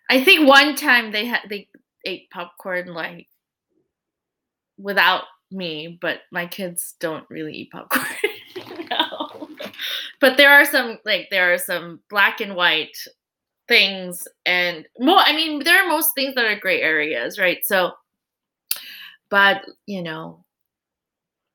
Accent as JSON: {"language": "English", "country": "United States", "said": "as Korean American parents"}